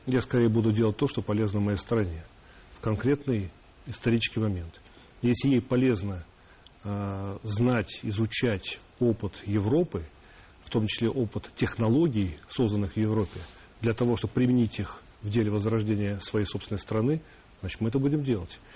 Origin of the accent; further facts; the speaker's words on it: Russia; я русский сначала, потом я россиянин, то есть я гражданин России